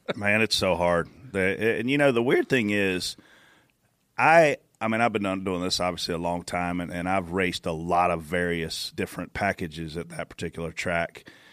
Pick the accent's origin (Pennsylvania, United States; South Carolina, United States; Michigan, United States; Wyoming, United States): South Carolina, United States; Pageland; I'm from Pageland